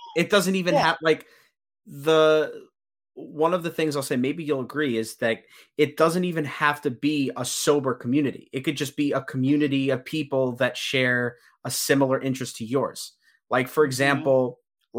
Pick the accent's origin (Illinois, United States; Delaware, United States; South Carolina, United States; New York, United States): New York, United States; Long Island; I'm from Long Island. You know, I do CrossFit back home.